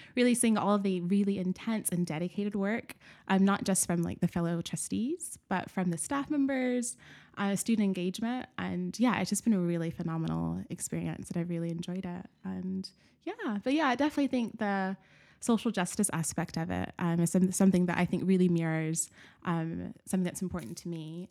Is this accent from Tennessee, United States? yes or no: yes; Nashville, Tennessee, United States; moved away; I was born and raised in Nashville, Tennessee